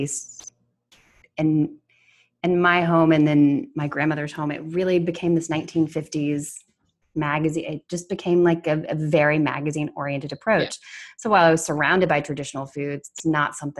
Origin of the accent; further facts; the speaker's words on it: the South, United States; I'm from the South